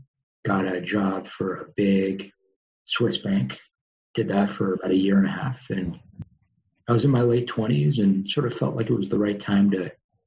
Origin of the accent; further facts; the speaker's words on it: Los Angeles, California, United States; also born or lived in New York; I grew up in a suburb of LA called Tarzana, and had a great childhood